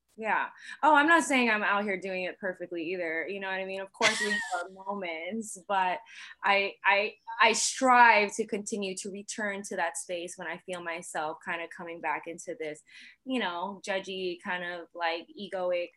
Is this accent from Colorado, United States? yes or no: no; New York, United States; I'm also still from New York